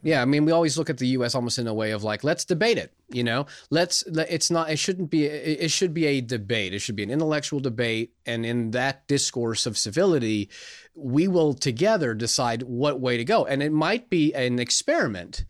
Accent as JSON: {"language": "English", "region": "California", "country": "United States", "tie": "born or raised there", "moved": "yes", "said": "when I was growing up in California"}